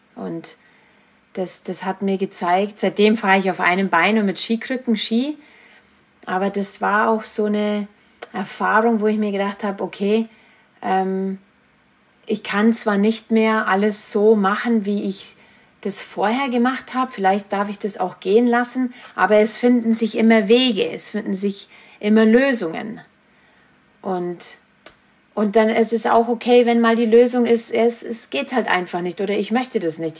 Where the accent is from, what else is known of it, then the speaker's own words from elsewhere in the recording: Germany; nach Murnau transportiert wurde, also nach Bayern, das war nur so an, eineinviertel Stunden entfernt, wo ich, wo ich herkomme